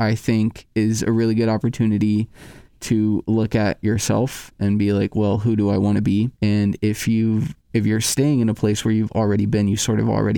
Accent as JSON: {"language": "English", "region": "Nebraska", "country": "United States", "moved": "as an adult", "lives_now": "Iowa, United States", "said": "I'm from Nebraska, next door."}